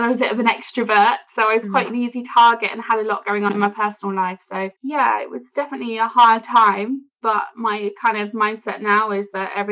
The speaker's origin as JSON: {"language": "English", "region": "London", "country": "United Kingdom", "tie": "born or raised there", "said": "I grew up in London. I moved to the suburbs when I was about 10."}